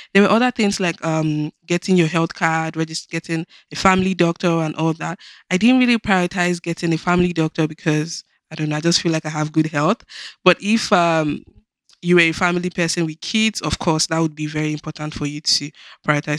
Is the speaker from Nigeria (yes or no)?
yes; Nigeria; moved away as an adult; now in Canada; Nigeria, which is my home country